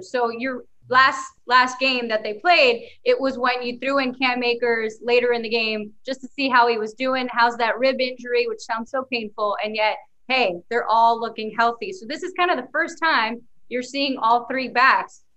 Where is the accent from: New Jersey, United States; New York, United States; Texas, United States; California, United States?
New York, United States; As a New Yorker